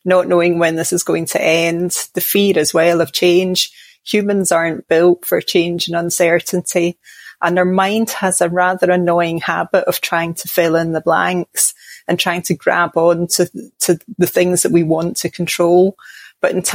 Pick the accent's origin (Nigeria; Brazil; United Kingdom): United Kingdom; Glasgow, Scotland; now in Midlands, England; I'm from Glasgow in Scotland, but I live now down in the Midlands in England